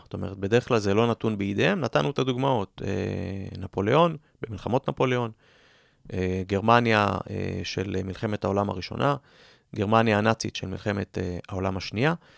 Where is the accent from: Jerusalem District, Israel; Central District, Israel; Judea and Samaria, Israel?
Jerusalem District, Israel; Jerusalem; כירושלמי כמוני, שאוהב את העיר